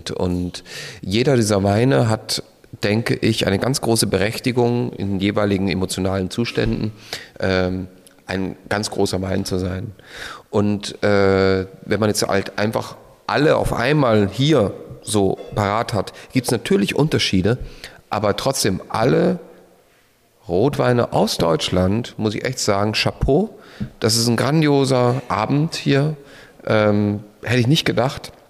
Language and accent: German; Austria; dass ich irgendwo in ein anderes Land fliege. Ähm, als Österreicher natürlich.